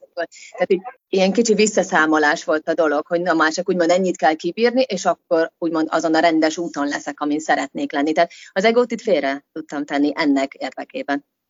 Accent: Hungary; moved away as an adult; now in United Kingdom; van egy barátnőm, akivel mi együtt nőttünk fel otthon

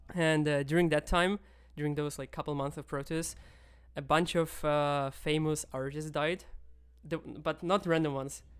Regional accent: Kyiv, Ukraine; moved away; I'm from Kiev, which is one of the oldest Slavic cities

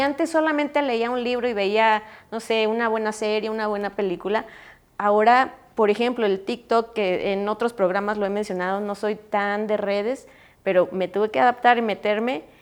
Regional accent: Mexico; also born or lived in Europe; yo tuve la oportunidad de vivir en Europa y yo extrañaba un montón mi México

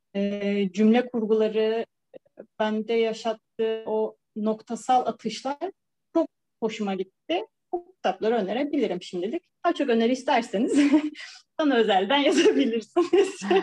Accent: İzmir, Turkey; moved away as an adult; also born or lived in Samsun; now in Istanbul, Turkey; İzmir'de büyümüş, İstanbul'da yaşayan bir bireyim.

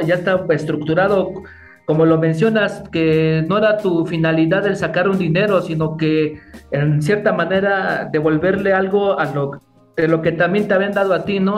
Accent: State of Mexico, Mexico; yo soy de aquí del Estado de México

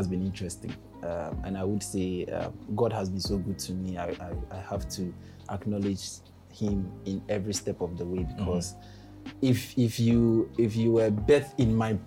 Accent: Ghana; I'm fully Ghanaian

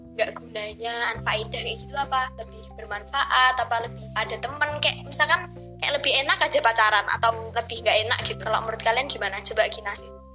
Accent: Java, Indonesia; aku sempat nggak bisa bahasa Jawa gitu loh sampai dikiranya aku bukan orang Jawa

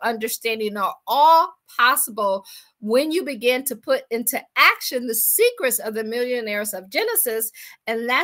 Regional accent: Akron, Ohio, United States; moved away as an adult; also born or lived in Washington, D.C. / Baltimore / Boston / Pittsburgh; I am from Akron, Ohio. I always say I grew up shy, sheltered in church basically 6 days a week.

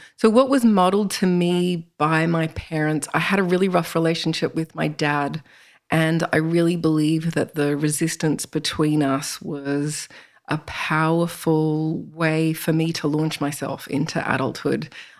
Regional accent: Toronto, Ontario, Canada; born there; So I was born in Canada, in Toronto, and we moved around a lot

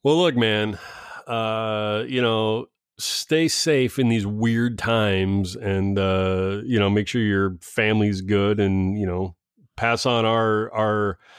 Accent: East Coast, United States; Oh, a traditional, cause I'm from the East Coast where white pizza is totally mainstay.

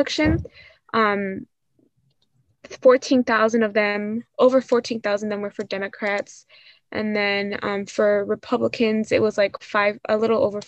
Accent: Suffolk County, Long Island, New York, United States; I come from Long Island. I come more specifically from Suffolk County

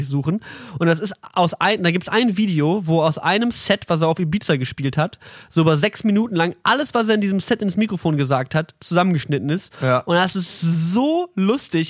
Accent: near the Ruhr area, North Rhine-Westphalia, Germany; now in Berlin, Germany; wir kommen halt aus dem, wir sind fast im Pott geboren

